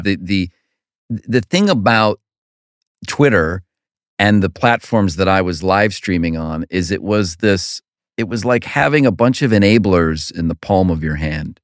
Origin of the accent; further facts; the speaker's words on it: Cleveland, Ohio, United States; growing up in Cleveland, an only child who doesn't like sports